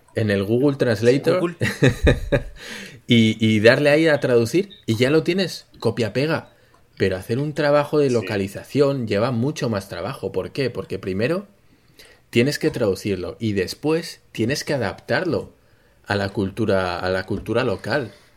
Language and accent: Spanish; Spain